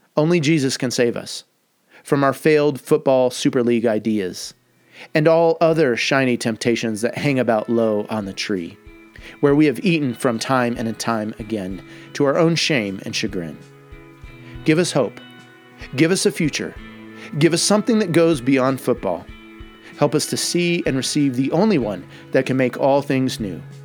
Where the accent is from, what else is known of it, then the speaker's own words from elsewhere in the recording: United States; as an American